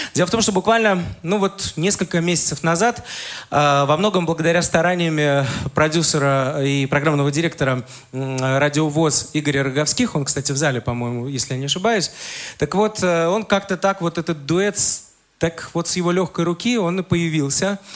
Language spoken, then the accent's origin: Russian; Saint Petersburg, Russia; я родился в Ленинграде, вырос там, уже закончил университет, это уже был город Санкт-Петербург